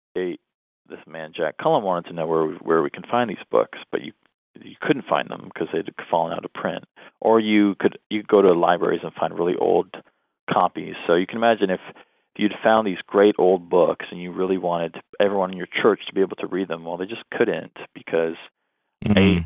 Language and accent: English; southwestern Ontario, Canada; moved away as an adult; also born or lived in Southern United States; now in northern United States; I was raised Roman Catholic um, in southwestern Ontario, Canada. So I'm Canadian